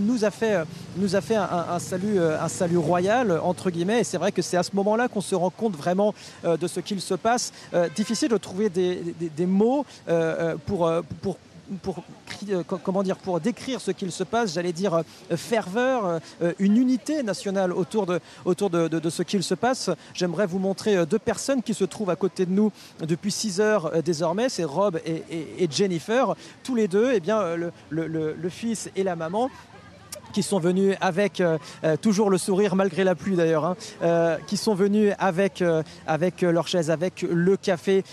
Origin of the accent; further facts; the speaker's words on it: France; nous en tant que Français